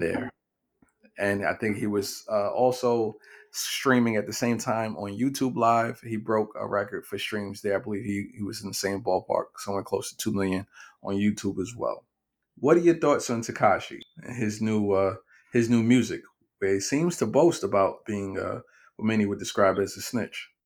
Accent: New York City, New York, United States; Growing up in Brownsville

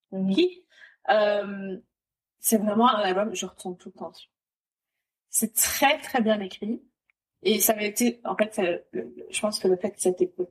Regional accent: DR Congo; Après, je, enfin, en tant que Congolaise que je suis, je vais te dire ….

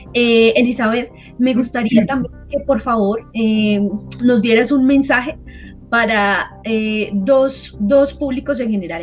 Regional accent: Colombia; somos ciudadanos, somos colombianos

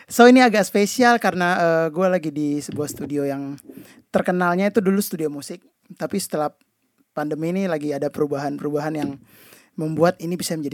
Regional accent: Kalimantan, Indonesia; dulu gue tuh keyboardis dan gue dari Kalimantan juga

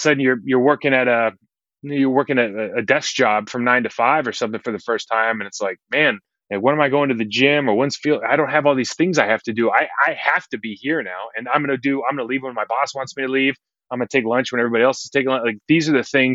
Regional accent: United States; also born or lived in London; being an American living in the city of London

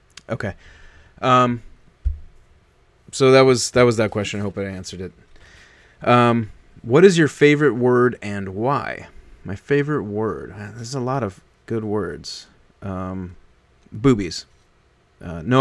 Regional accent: Omaha, Nebraska, United States; moved away as an adult; also born or lived in New York; my formative years in like high school and stuff like that, and junior high and even late grade school, that was all Nebraska.

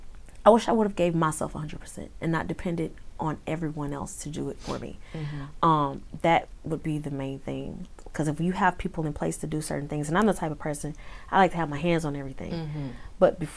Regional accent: Houston, Texas, United States; I'm from Houston.

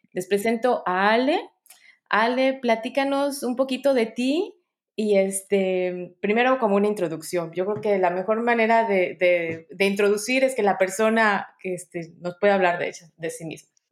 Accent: Mexico; also born or lived in United Kingdom; now in United States; soy comunicóloga mexicana

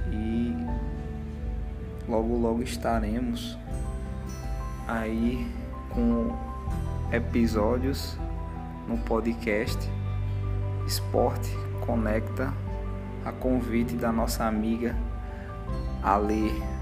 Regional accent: Petrolina, Pernambuco, Brazil; Sou de Petrolina, Pernambuco

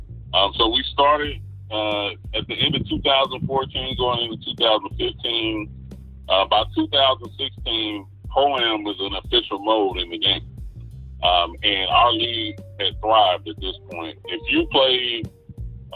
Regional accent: Dayton, Ohio, United States; I grew up in Dayton, Ohio.

